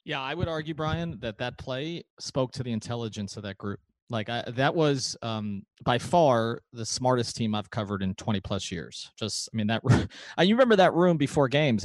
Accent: New York, United States; now in South Florida, United States; I grew up in New York

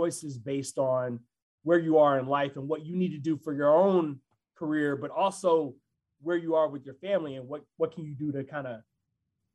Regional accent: Huntsville, Alabama, United States; moved away as an adult; also born or lived in Birmingham, Alabama / Columbus, Mississippi / Pittsburgh / Philadelphia; now in Chicago, United States; my hometown, Huntsville, Alabama

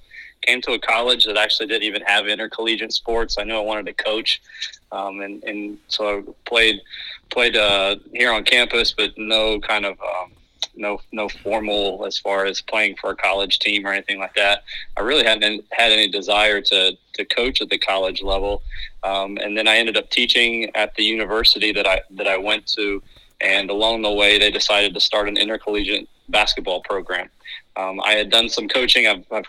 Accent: Indiana, United States; moved away; also born or lived in North Carolina; I'm from Indiana, so it's kind of in my blood. We ended up moving, and I ended up graduating and going to high school in North Carolina.

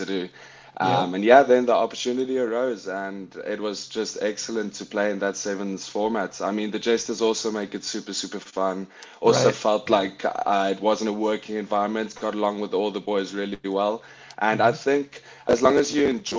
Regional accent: Paarl, Western Cape, South Africa; also born or lived in Windhoek, Namibia / Pretoria, South Africa; now in New England, United States; I'm born in Windhoek, Namibia. I'd lived there for 2 years of my life. Moved to Pretoria. Was there for about 7 years of my life. And when I was about 9-10 years old, we moved to the Western Cape to a town called Paarl

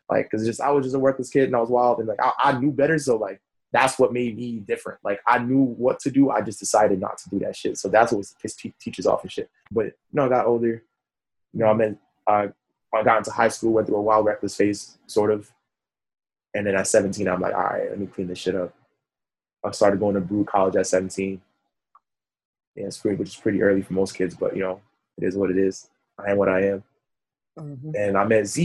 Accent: New York City, New York, United States; I was born in Brooklyn, went to Kings mm-hmm. County Hospital over here in East Flatbush

